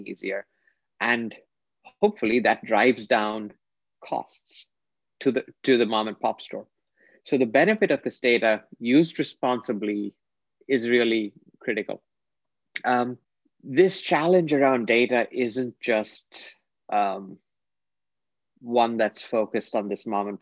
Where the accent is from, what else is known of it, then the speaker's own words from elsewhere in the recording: India; I grew up in India